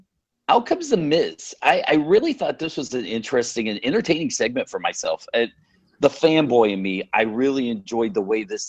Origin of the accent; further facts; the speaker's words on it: the South, United States; I grew up in the South.